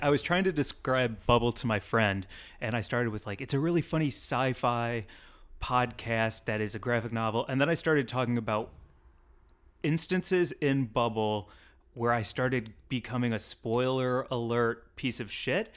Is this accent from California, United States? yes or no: yes; California, United States; As a Californian